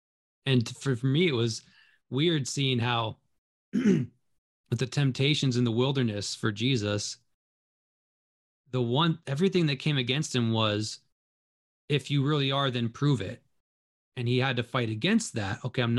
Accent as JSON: {"language": "English", "region": "Minnesota", "country": "United States", "tie": "born or raised there", "also_born_or_lived": "Pennsylvania", "said": "So growing up, my parents demonstrated faith all the time. We moved out to Minnesota from Pennsylvania, and my dad had this job and only the promise that our family wouldn't starve and we would be loved."}